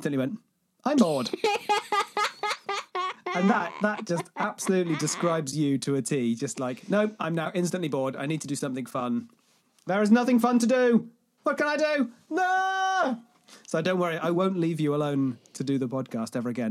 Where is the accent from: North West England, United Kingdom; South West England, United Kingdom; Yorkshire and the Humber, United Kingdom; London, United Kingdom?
South West England, United Kingdom; a city in the southwest of the UK; moved away; It is in the southwest of the UK.